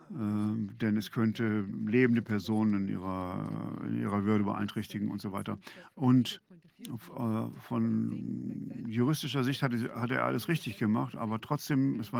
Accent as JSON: {"language": "German", "country": "Canada", "said": "Also erstmal sind wir Kanadier grundsätzlich erstmal sehr höflich."}